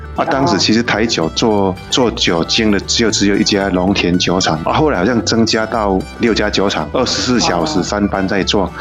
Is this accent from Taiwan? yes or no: yes; Taiwan; 我们台湾人